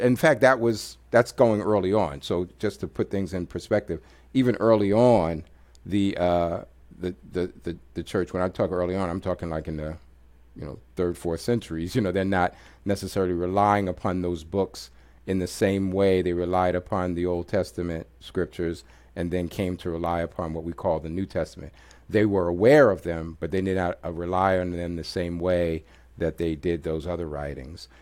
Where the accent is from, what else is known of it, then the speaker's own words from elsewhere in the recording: New York City, New York, United States; moved away; also born or lived in Washington, D.C.; I'm a product of New York City, grew up in New York